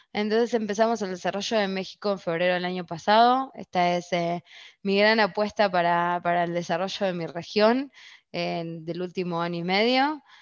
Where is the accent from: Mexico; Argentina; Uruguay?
Argentina; moved away; como argentina